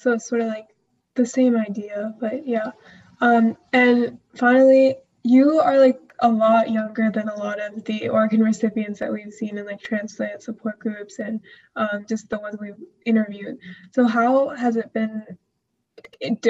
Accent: India; now in United States; I'm from India

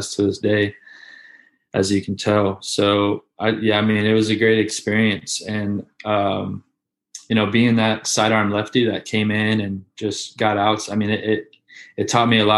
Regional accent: Gainesville, Florida, United States; I grew up in Gainesville. So, which is right where the University of Florida

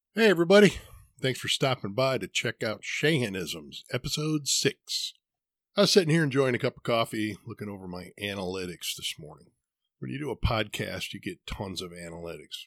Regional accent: Midwest, United States; now in Arizona, United States; I was born and raised in the Midwest where winter can get brutal. There's a reason I don't live there anymore

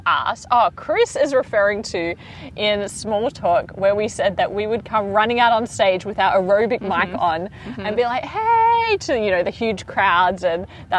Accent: Australia; everyone we tell that we're from Australia

